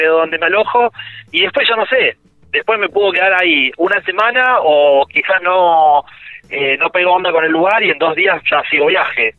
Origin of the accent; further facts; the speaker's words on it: Santa Fe, Argentina; que soy de Santa Fe